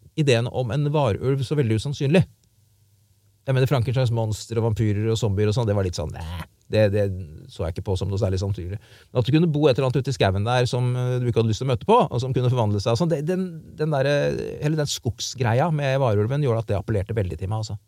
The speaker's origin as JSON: {"language": "Norwegian", "region": "Indre Østfold", "country": "Norway", "tie": "born or raised there", "also_born_or_lived": "Frogner, Oslo", "said": "Jeg er jo fra Indre Østfold. Og da jeg vokste opp, så var det fortsatt én TV-kanal i Norge, men vi østfoldinger hadde jo den fordelen at vi fikk inn svensk TV"}